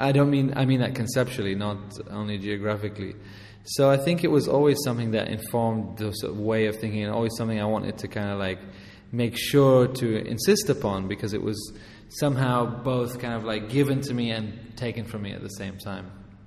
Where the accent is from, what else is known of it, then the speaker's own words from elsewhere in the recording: Amman, Amman Governorate, Jordan; also born or lived in England; Yeah, exactly. So I grew up in Amman, first of all, and then in England.